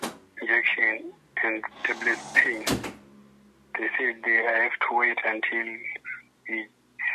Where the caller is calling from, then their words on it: Johannesburg, Gauteng, South Africa; I'm in Johannesburg.